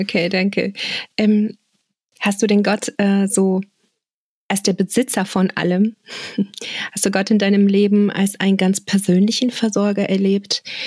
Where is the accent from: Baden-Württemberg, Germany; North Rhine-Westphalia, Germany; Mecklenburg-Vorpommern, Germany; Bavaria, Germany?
North Rhine-Westphalia, Germany; Bonn; meinem Heimatort Bonn